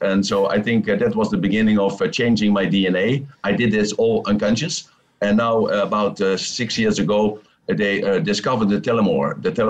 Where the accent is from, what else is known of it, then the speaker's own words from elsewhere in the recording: Netherlands; now in Thailand; I'm from Holland, from the Netherlands, oh. but I'm living in Thailand with my babies.